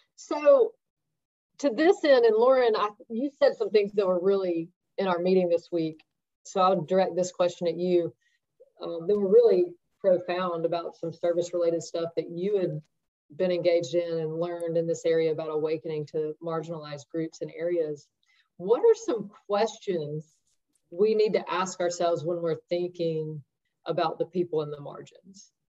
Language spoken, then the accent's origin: English; the South, United States; growing up in the South and in a predominantly white environment